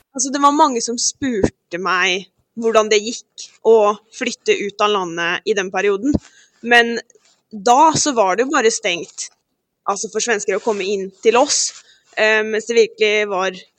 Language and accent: Norwegian; Halden, Viken, Norway; moved away as an adult; now in Gothenburg, Sweden; jeg er jo fra Halden